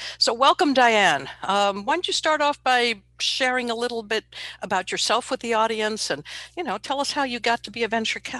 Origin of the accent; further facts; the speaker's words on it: New York, United States; now in Pacific Northwest, United States; growing up in New York, coming out to the Northwest